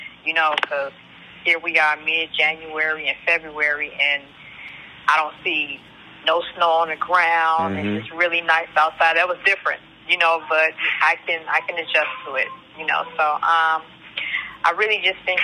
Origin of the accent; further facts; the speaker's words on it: Chicago, Illinois, United States; moved away as an adult; now in Hollywood, United States; growing up in Chicago and having humble beginnings